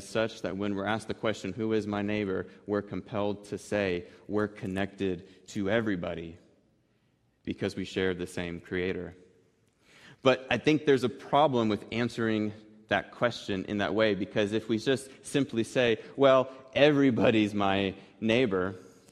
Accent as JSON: {"language": "English", "town": "Wichita", "region": "Kansas", "country": "United States", "tie": "born or raised there", "said": "when I was growing up on North Cranberry Street here in East Wichita"}